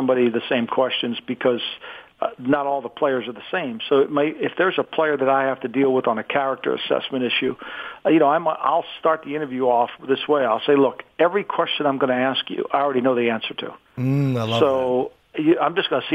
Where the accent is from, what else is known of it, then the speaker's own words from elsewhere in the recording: New Jersey, United States; I'm a fat white kid growing up in New Jersey